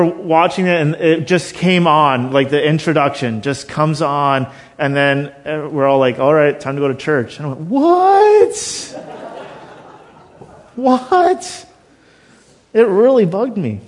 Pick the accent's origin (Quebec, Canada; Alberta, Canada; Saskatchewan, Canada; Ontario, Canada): Ontario, Canada; Thunder Bay; I was born in Thunder Bay